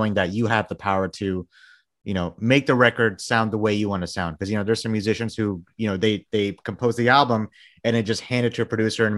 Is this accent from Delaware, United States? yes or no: no; Texas, United States; I'm from Texas